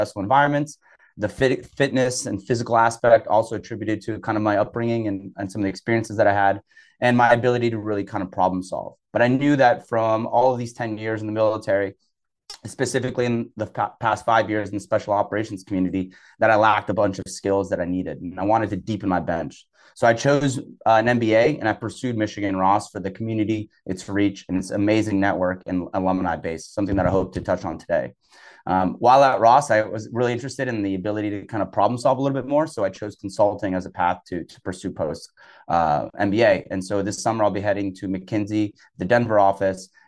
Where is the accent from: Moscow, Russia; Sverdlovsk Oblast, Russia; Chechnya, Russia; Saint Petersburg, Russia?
Saint Petersburg, Russia; now in United States; I actually grew up overseas. I came to this country from St. Petersburg, Russia in the late 1990s